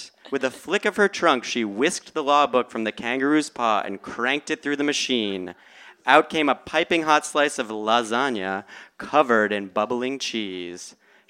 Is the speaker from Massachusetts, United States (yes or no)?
yes; Boston, Massachusetts, United States; I'm from Boston